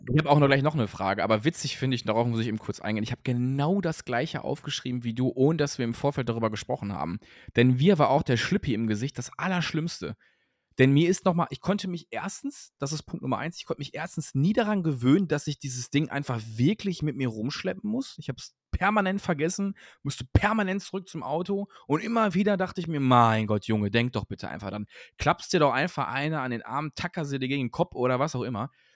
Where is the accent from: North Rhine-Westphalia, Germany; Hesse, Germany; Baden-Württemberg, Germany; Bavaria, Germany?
North Rhine-Westphalia, Germany; Cologne; Köln, also meine Geburtsstadt